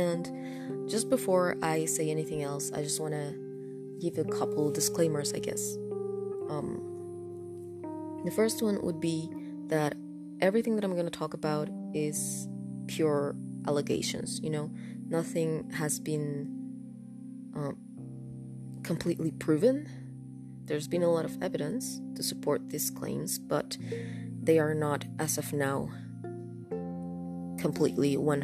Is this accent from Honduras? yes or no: yes; Honduras; first language Spanish; English is a second language; English is not my first language. I'm from Honduras, and my first language is Spanish, so I do have an accent